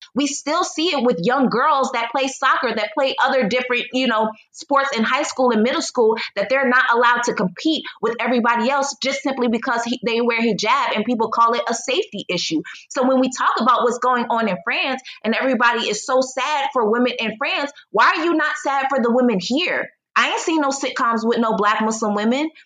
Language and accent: English; United States; moved away as an adult; also born or lived in Poland / China / Egypt; now in Mexico; I am a Black American, I still am an American